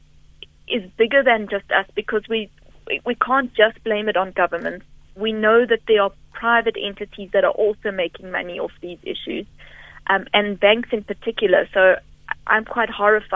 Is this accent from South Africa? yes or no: yes; Rustenburg, North West, South Africa; moved away; I'm originally from Rustenburg